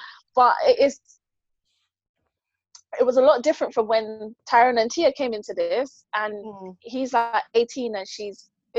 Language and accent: English; Jamaica; This is why. I am Jamaican.